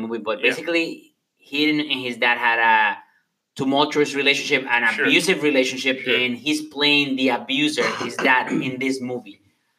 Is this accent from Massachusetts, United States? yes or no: yes; Boston, Massachusetts, United States; I'm from Boston. I mean, I grew up in Boston